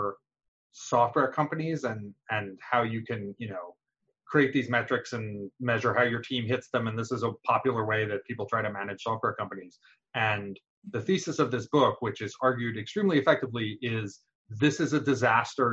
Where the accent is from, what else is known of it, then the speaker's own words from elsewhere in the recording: New York, United States; moved away as an adult; also born or lived in Pittsburgh, Pennsylvania; I grew up in New York, and went to college in Pittsburgh.